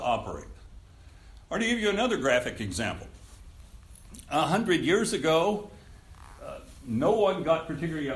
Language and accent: English; Texas, United States; I grew up here in Texas when we had blue laws